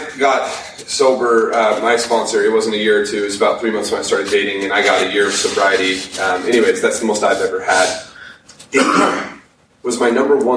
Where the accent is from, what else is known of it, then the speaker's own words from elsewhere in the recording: Utah, United States; we're from Utah. We're in the LDS community.